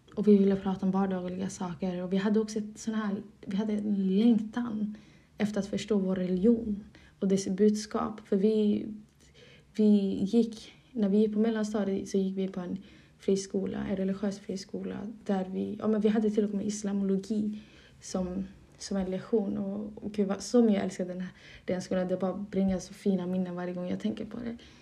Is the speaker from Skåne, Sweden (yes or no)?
yes; Malmö, Skåne, Sweden; first language Somali; moved away as an adult; now in Dalarna, Sweden; jag är uppvuxen i Malmö och där har jag bott en stor del av mitt liv. Och i nuläget har jag flyttat till Dalarna